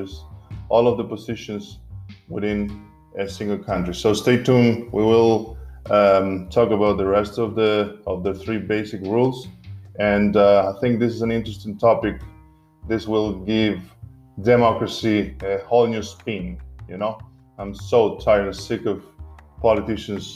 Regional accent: Argentina; now in Berlin, Germany; my home country, Argentina, even though I'm an Italian citizen as well. I believe my home country is Argentina

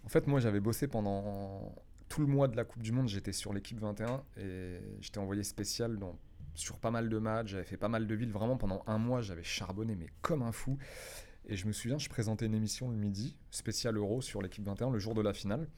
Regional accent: France; moved away as an adult; now in Paris, France; Je viens d'une petite ville de province

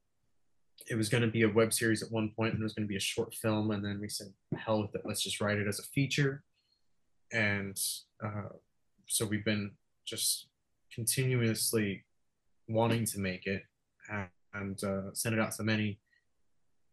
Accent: Los Angeles, California, United States; I'm from Venice

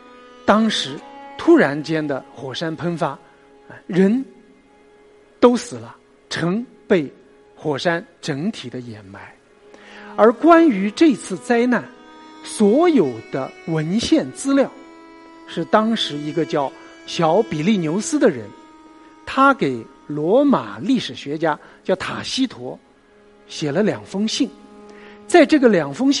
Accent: Nanjing, Jiangsu, China; 我的老家在南京。我是一个喝长江水长大的，

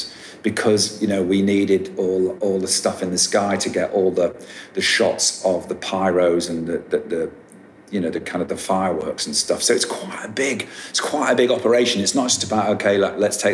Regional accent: United Kingdom; I'm a Brit.

